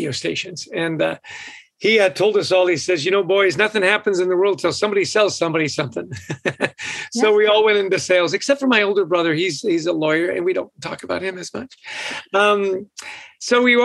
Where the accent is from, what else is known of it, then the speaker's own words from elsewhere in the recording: West Vancouver, British Columbia, Canada; moved away; I grew up in West Vancouver, so we got that Canadian connection.